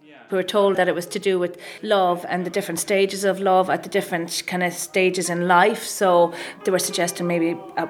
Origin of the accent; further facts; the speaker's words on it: Carlow, County Carlow, Ireland; I'm from Carlow originally.